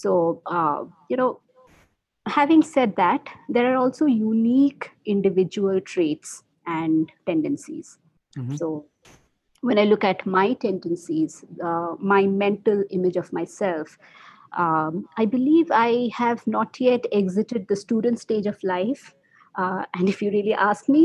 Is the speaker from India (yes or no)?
yes; India; first language Bengali; English is a second language; now in Bangalore, India; that's my mother tongue, Bengali